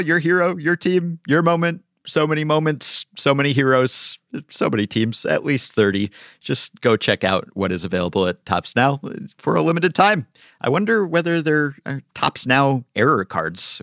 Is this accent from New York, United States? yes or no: yes; New York, United States; I'm a New Yorker